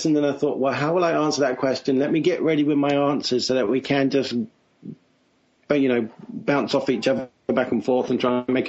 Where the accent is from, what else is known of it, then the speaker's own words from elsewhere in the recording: London, United Kingdom; moved away as an adult; now in California, United States; I was born and bred and spent all my life down south there. I grew up in London, spent 22 years there. Came over here with the Amblimation crew that was being relocated to start DreamWorks back in January of 96.